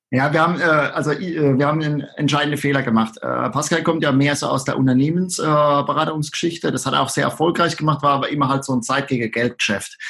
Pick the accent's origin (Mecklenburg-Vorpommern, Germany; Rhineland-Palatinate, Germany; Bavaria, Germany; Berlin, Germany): Rhineland-Palatinate, Germany; accent: Palatine; an meinem Dialekt kann man es äh, unschwer erkennen, dass ich aus der schönen Südpfalz komme